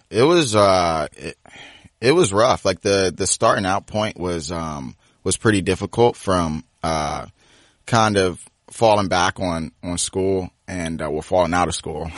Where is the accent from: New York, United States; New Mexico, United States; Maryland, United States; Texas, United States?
Maryland, United States; Cheverly; also born or lived in Washington, D.C. / New Carrollton, Maryland / Lanham, Maryland; Grew up Cheverly, Maryland, uh, and then went back and forth from D C and, uh, New Carrollton